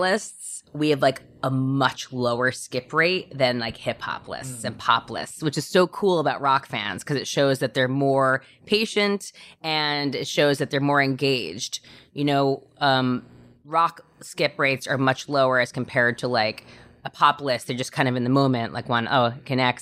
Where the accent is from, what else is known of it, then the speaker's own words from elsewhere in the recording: New York, United States; moved away as an adult; now in Los Angeles, United States; a New Yorker